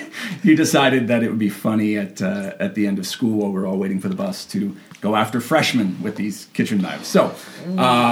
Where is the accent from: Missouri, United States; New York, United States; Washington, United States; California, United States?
California, United States; Ojai; I grew up in Ojai, California